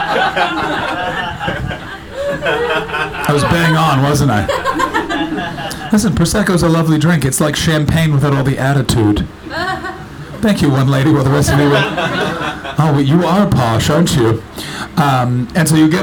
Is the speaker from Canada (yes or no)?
yes; Canada; accent: North American; now in United Kingdom; I'm not from Britain, I'm Canadian